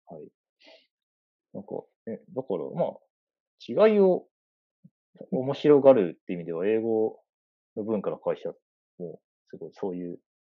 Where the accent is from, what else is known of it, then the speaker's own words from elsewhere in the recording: Aichi, Japan; first language Japanese; moved away; also born or lived in Tokyo; 私もたと愛知県の出身だから